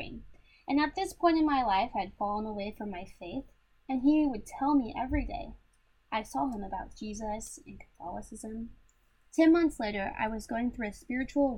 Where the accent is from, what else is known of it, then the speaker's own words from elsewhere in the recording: Houston, Texas, United States; I am from Houston, Texas. I grew up in a Christian home with two parents, an older sister and brother. Lived in the same place my whole life until college